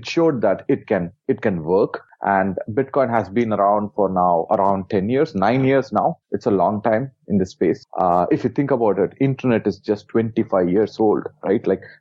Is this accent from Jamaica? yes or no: no; India; I was born in India